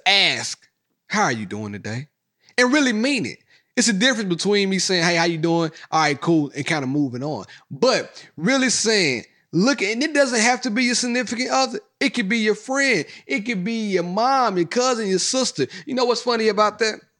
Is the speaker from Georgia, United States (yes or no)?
no; Mississippi, United States; moved away; I'm from Mississippi.